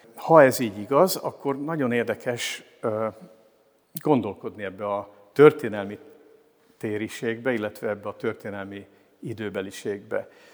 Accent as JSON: {"language": "Hungarian", "town": "Pécs", "region": "Baranya", "country": "Hungary", "tie": "born or raised there", "also_born_or_lived": "Szekszárd / Komló", "moved": "as an adult", "lives_now": "Miskolc, Hungary", "said": "68 éve születtem Szexárdon, és Pécset voltam gimnazista."}